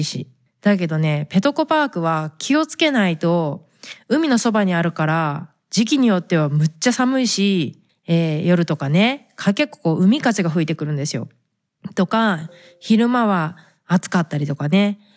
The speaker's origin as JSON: {"language": "Japanese", "region": "Fukuoka", "country": "Japan", "tie": "born or raised there", "moved": "yes", "lives_now": "United States", "said": "私は福岡出身で"}